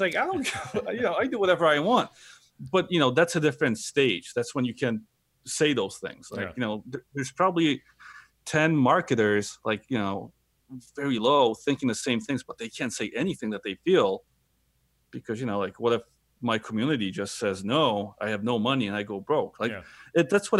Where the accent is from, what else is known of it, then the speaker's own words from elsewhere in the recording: Chicago, Illinois, United States; also born or lived in Brooklyn; because, you know, growing up around Chicago and in Brooklyn, like, you know, it's just a different feel, different vibe, right?